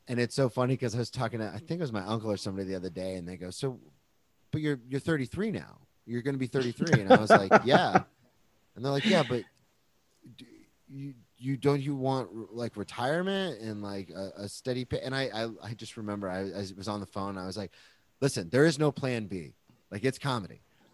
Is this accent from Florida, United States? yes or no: yes; Jacksonville, Florida, United States; I'm some nobody from Jacksonville, but I study comedy.